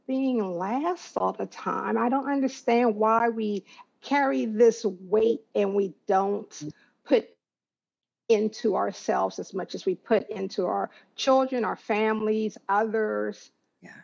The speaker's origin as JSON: {"language": "English", "town": "Waldorf", "region": "Maryland", "country": "United States", "said": "I am from Waldorf, Maryland."}